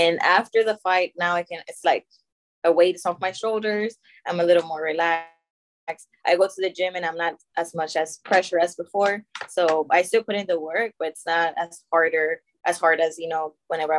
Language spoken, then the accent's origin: English; Monterrey, Nuevo León, Mexico; as I said before, I'm from Monterrey, so it's harder for us to go to nationals.